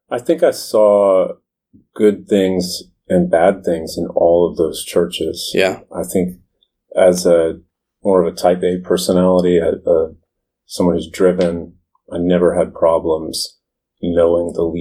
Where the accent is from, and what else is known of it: Florida, United States; born or raised there; moved away as an adult; also born or lived in Orlando; now in Washington, D.C., United States